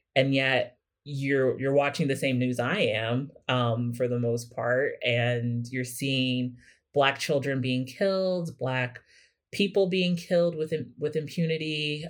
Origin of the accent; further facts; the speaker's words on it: Kansas City, Missouri, United States; moved away; I'm from Kansas City, Missouri originally